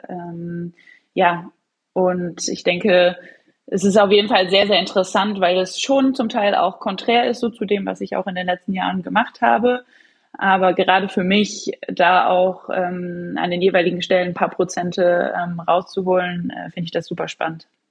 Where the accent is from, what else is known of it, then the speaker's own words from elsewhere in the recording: Leverkusen, North Rhine-Westphalia, Germany; now in Hamburg, Germany; ich bin gerade tatsächlich in Nordrhein-Westfalen, in Leverkusen